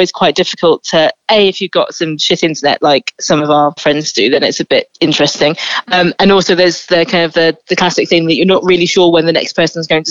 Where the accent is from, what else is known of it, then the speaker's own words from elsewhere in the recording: Suffolk, East of England, United Kingdom; I grew up in Suffolk, very close to a lovely brewery called Adnams